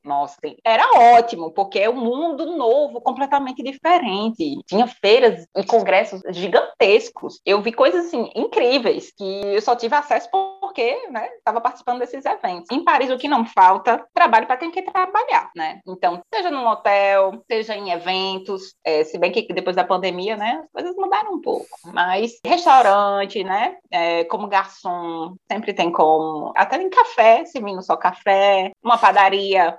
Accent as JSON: {"language": "Portuguese", "town": "Natal", "region": "Rio Grande do Norte", "country": "Brazil", "also_born_or_lived": "Canada", "moved": "as an adult", "lives_now": "France", "said": "venho de Natal, tenho 34 anos"}